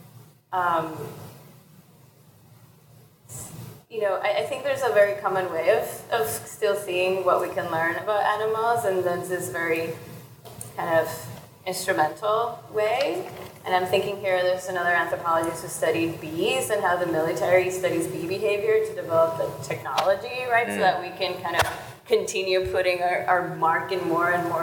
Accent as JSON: {"language": "English", "country": "Puerto Rico", "said": "I'm from Puerto Rico, and almost all the animals we have there are invasive species"}